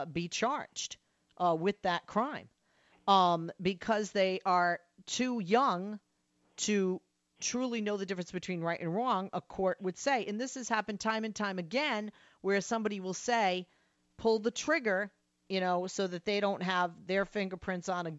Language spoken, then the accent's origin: English; Massachusetts, United States; I'm from Massachusetts. I'm a homegirl